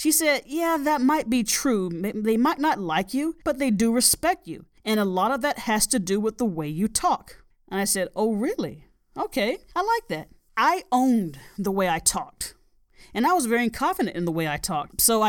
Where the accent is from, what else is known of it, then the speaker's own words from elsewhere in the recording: Southern United States, United States; a Southern gal. You might not be able to tell because I don't have an accent. Now, many people in my hometown ask me where I'm from.